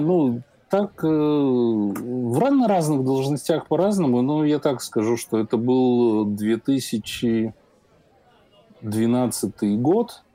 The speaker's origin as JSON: {"language": "Russian", "region": "Minsk", "country": "Belarus", "said": "я сам из Минска, Э, родители из Минска"}